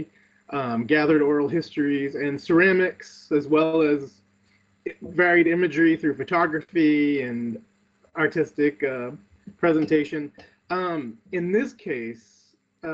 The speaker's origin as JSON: {"language": "English", "town": "New Bedford", "region": "Massachusetts", "country": "United States", "tie": "born or raised there", "said": "my hometown of New Bedford, Massachusetts"}